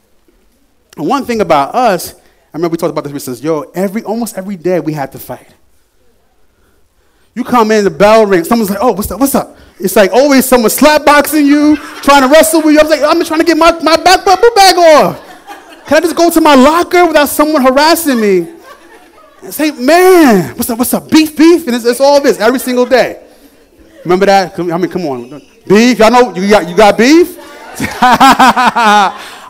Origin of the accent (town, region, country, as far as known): New York, United States; moved away